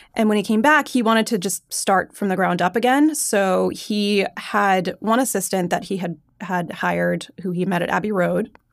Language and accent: English; Long Island, New York, United States; moved away as an adult; now in Los Angeles, United States; I grew up on Long Island, just fantastic public schools